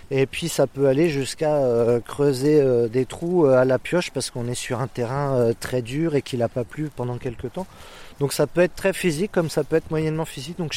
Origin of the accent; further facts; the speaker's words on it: Centre-Val de Loire, France; me réenraciner en fait chez moi en Touraine, de relocaliser mes activités, et puis de boucler une boucle.